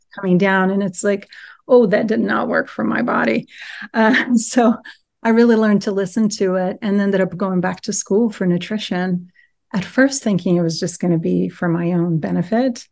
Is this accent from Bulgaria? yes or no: no; Brazil; moved away as an adult; now in United States; I grew up in Brazil, and then I moved to the U S when I was nineteen